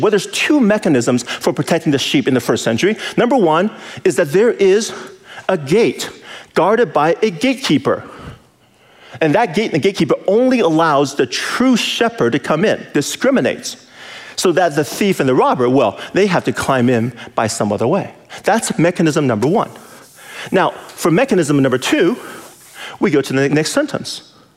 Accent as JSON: {"language": "English", "region": "California", "country": "United States", "said": "I'm from California, city boy"}